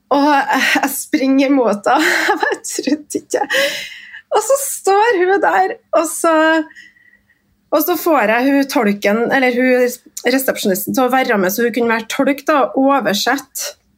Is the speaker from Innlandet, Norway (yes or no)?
no; Trondheim, Trøndelag, Norway; Jeg kommer jo fra Kolstad. Jeg er stolt Kolstad-ramp.